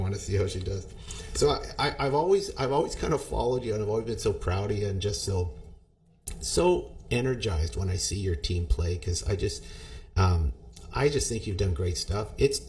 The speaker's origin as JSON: {"language": "English", "country": "Canada", "said": "And as Canadian, I'm always because you're one of my students as well."}